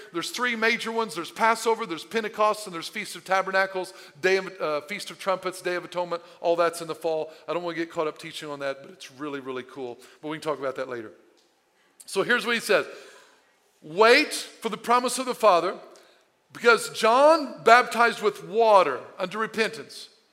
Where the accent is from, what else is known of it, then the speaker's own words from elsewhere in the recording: Southern Illinois, United States; I, I, was born and raised in Southern Illinois